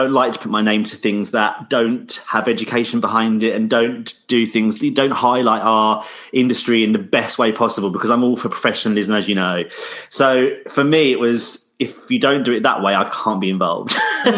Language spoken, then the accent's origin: English; Sussex, South East England, United Kingdom; I'm from Sussex, so right down south